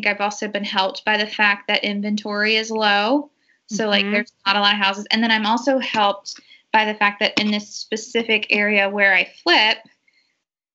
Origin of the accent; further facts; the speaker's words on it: Georgia, United States; my hometown's about an hour and a half outside of Atlanta and my parents are there.